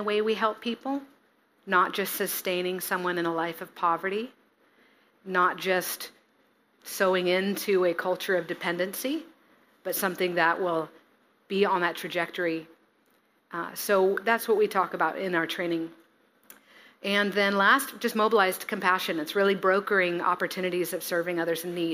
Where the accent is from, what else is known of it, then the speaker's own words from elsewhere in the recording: Sequim, Washington, United States; moved away as an adult; now in Bellingham, United States; I came from Sequim, Washington, out on the peninsula. That's where my family is mostly from